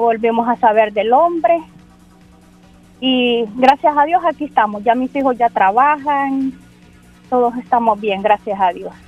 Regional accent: El Salvador; moved away as an adult; now in San Francisco, United States; Yo soy del Salvador

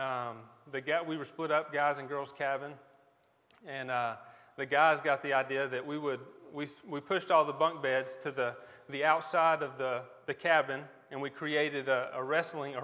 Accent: Leicester, North Carolina, United States; also born or lived in Raleigh, North Carolina; we're Buncombe County natives. We grew up in Lester, both me and my wife.

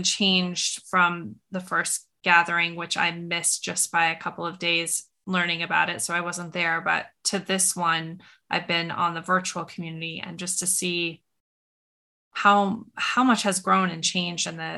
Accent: Montana, United States; where I grew up in Montana

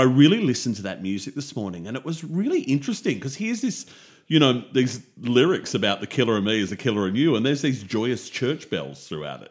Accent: Australia; as an Aussie

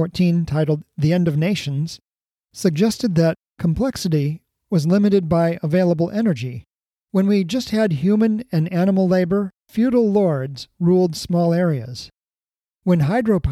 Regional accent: Hawaii, United States; growing up in Hawaii.

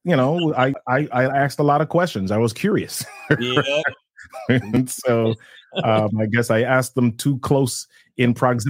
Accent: Jamaica; Well, in growing up in Jamaica, we had a lot of, we call them helpers, right? we had a lot of those in our house.

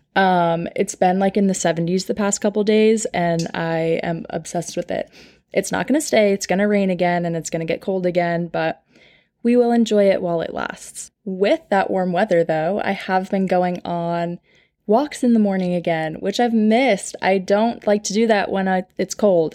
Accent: Long Island, New York, United States; moved away as an adult; now in Nashville, United States; So I'm from Long Island, New York

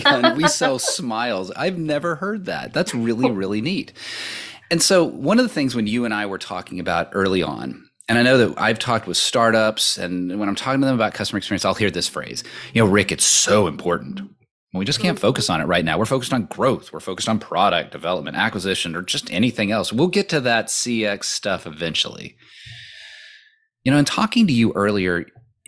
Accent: Austin, Texas, United States; I grew up in Austin, Texas, USA

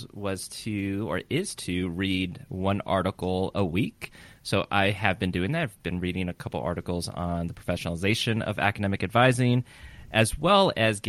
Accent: California, United States; I'm from California

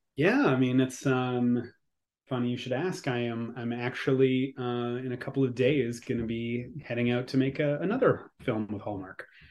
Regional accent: Quebec, Canada; accent: Quebecois; my Quebecois accent

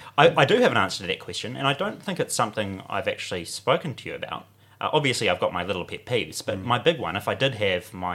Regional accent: Warkworth, Auckland, New Zealand; moved away; I'm from Warkworth originally.

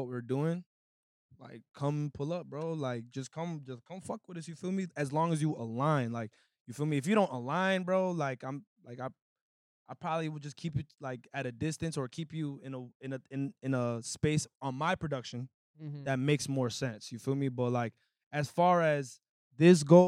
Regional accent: Lowell, Massachusetts, United States; me, Ernaz, and Pharaoh, we're all from Lowell

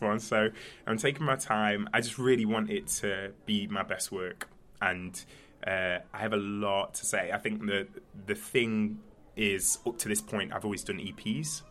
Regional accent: Nottingham, East Midlands, United Kingdom; I'm from Nottingham uh, originally.

